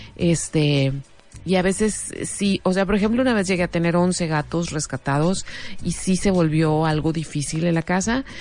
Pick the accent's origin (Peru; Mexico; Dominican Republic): Mexico